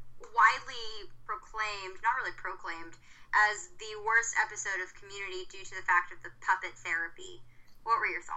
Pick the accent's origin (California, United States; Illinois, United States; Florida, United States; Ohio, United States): California, United States; San Diego; born there; I was born in San Diego, California, and I never learned how to surf.